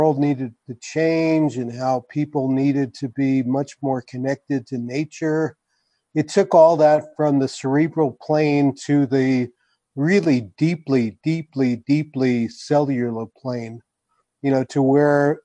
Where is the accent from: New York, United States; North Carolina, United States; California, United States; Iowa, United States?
New York, United States; moved away as an adult; also born or lived in New England; now in New Mexico, United States; I grew up in New York, which is kind of a melting pot